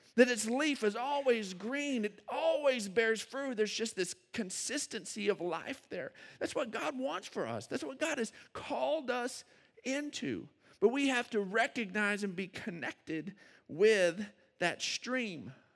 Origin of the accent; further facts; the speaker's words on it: Odessa, Texas, United States; moved away as an adult; now in San Angelo, United States; I grew up in Odessa